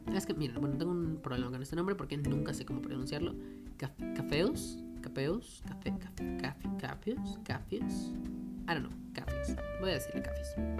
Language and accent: Spanish; Mexico; nosotros como pues, mexicanos y latinoamericanos que somos